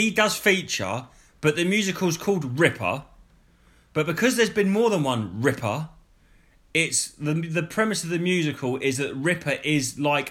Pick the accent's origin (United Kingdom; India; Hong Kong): United Kingdom; Bury St Edmunds, East of England; I was born in Bury St. Edmunds